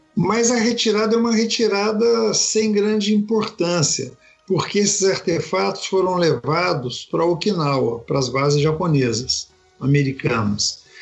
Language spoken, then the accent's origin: Portuguese; Brazil; nós que somos brasileiros